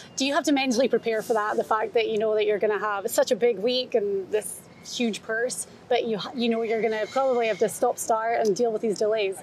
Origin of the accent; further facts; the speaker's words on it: Scotland, United Kingdom; being Scottish